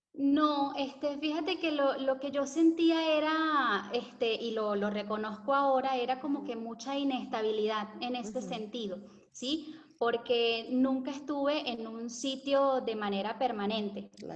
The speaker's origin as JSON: {"language": "Spanish", "town": "Valencia", "region": "Carabobo", "country": "Venezuela", "tie": "born or raised there", "also_born_or_lived": "Caracas, Venezuela / Santa Teresa del Tuy, Venezuela", "moved": "as an adult", "lives_now": "Argentina", "said": "nos fuimos a Valencia, y ahí fue donde ah, ya estuvimos permanentemente"}